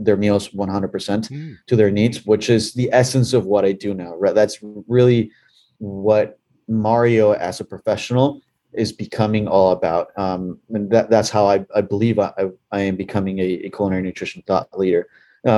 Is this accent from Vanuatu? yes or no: no; Bolivia; moved away; Growing up in Bolivia, in South America